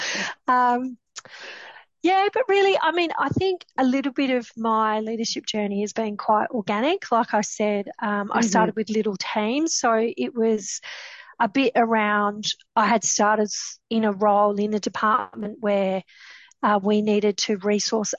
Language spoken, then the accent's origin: English; the Pilbara, Western Australia, Australia; I grew up in the Pilbara